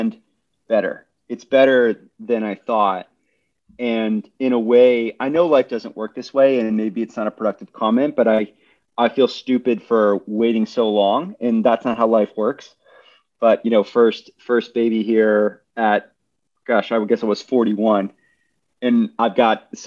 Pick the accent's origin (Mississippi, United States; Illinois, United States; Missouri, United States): Illinois, United States; Chicago; moved away as an adult; also born or lived in New York; Dialing in from Chicago. So after 16 years away, prodigal son returns to his hometown